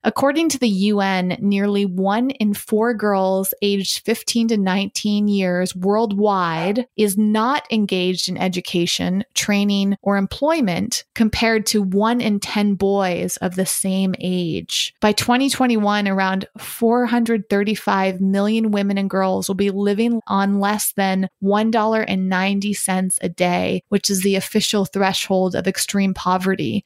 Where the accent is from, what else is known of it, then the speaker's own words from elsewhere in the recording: Massachusetts, United States; I am from Massachusetts and I am currently in Massachusetts.